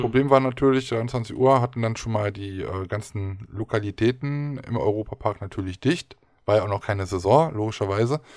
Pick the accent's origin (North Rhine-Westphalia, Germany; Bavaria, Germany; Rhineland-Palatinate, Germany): North Rhine-Westphalia, Germany; Aachen; Auhur ist bei uns in Aachen ein Ausspruch